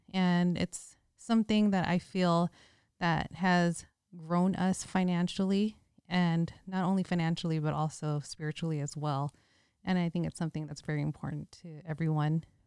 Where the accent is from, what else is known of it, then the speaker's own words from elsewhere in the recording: Bay Area, California, United States; moved away; also born or lived in Hawaii / Las Vegas; We're both from the Bay Area, so we had that hyphy mentality.